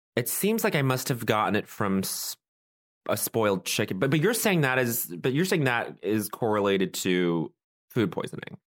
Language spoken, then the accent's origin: English; Colorado, United States; I'm from Colorado